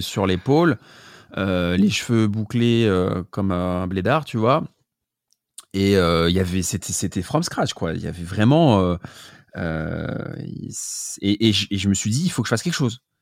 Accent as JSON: {"language": "French", "town": "Paris", "region": "Île-de-France", "country": "France", "said": "je suis parisien. Je viens du deuxième arrondissement au départ."}